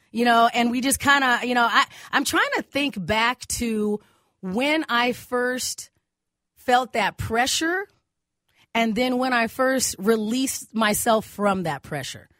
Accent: Arizona, United States; now in Minnesota, United States; in my family, we grew up in Arizona

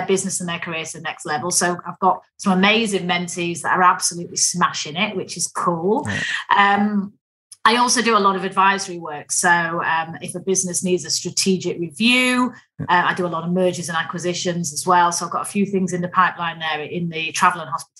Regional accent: Manchester, North West England, United Kingdom; accent: Mancunian; I grew up in Manchester

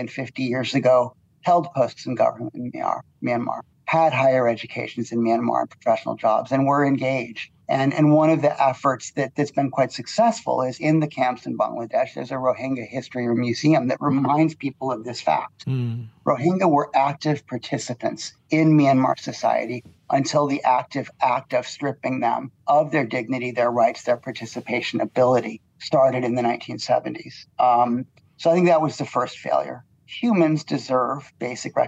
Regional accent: United States; now in Malaysia; I come from the United States

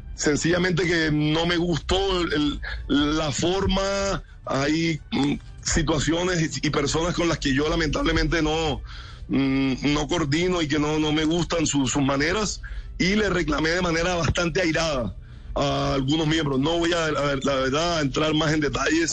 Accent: Colombia

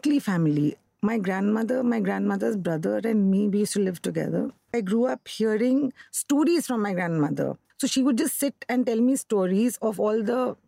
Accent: Kolkata, West Bengal, India; I grew up in Calcutta

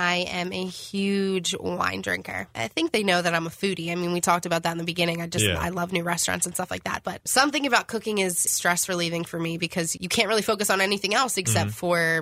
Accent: Philadelphia, Pennsylvania, United States; moved away as an adult; I grew up in Philly.

